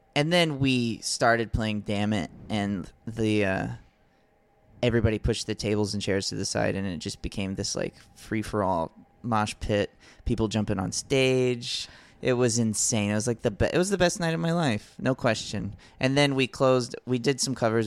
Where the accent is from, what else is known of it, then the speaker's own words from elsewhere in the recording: Alabama, United States; grew up in Alabama